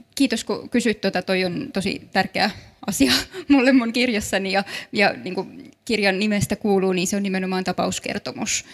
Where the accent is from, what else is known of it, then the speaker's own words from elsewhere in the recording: Kaarina, Southwest Finland, Finland; also born or lived in Turku; mä itse olen kasvanut Kaarinassa, mutta koen olevani hyvin turkulainen